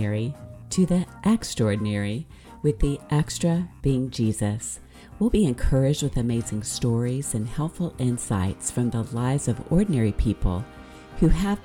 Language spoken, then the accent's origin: English; the South, United States; now in San Diego, United States; Especially living in San Diego and growing up in the South